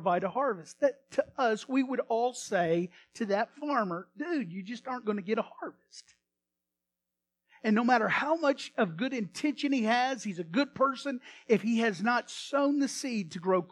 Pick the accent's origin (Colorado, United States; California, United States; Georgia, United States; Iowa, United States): Iowa, United States; now in Texas, United States; I have a lot of relatives in Illinois, and I grew up in Iowa